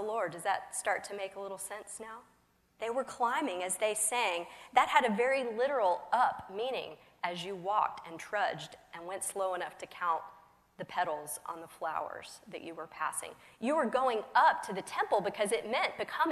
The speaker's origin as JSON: {"language": "English", "region": "the South", "country": "United States", "said": "I'm from the South"}